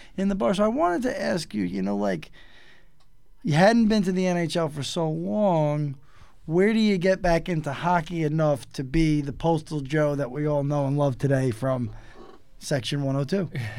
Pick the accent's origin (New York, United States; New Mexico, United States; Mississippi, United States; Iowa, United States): New York, United States; New York City; me kind of growing up in New York City